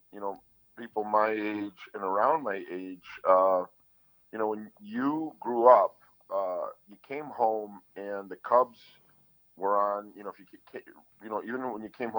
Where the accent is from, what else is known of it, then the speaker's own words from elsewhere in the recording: Chicago, Illinois, United States; I grew up on the south side of Chicago by Archer and Cicero, by Midway Airport